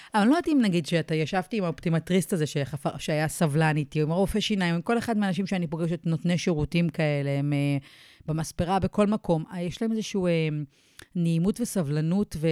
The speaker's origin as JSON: {"language": "Hebrew", "country": "Israel", "moved": "as an adult", "lives_now": "Mount Maunganui, New Zealand"}